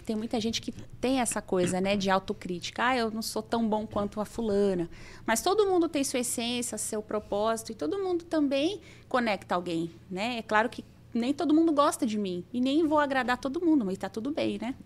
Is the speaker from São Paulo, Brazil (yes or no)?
yes; Osasco, São Paulo, Brazil; moved away as an adult; now in São José do Rio Preto, Brazil; Sou de Osasco, São Paulo. Eu tô aqui em Rio Preto há 12 anos já